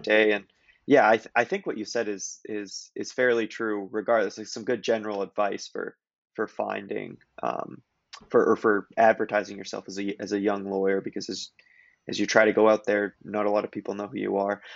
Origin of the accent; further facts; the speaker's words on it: Kelowna, British Columbia, Canada; moved away; I was from Kelowna, BC